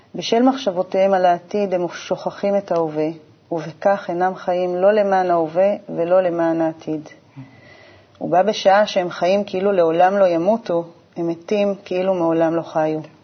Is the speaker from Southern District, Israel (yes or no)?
yes; Urim, Southern District, Israel; moved away as an adult; also born or lived in Beersheba; בדרום אני אה, נולדתי, גדלתי, יותר נכון, בקיבוץ אורים. נולדתי בבאר